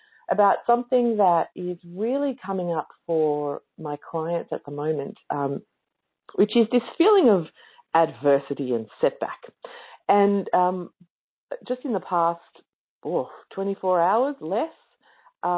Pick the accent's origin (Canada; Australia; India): Australia; I'm Australian.